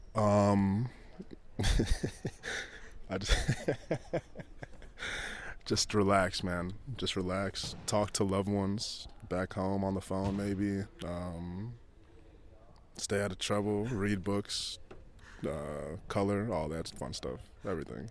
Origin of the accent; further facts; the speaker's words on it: Chicago, Illinois, United States; moved away as an adult; now in England; I grew up going through and seeing every day in Chicago